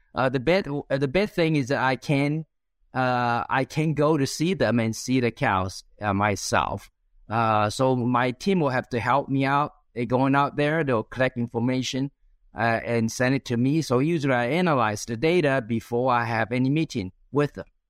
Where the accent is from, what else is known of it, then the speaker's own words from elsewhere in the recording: China; moved away as an adult; also born or lived in Central Valley, California, United States; now in United States; I was, uh, born and raised in China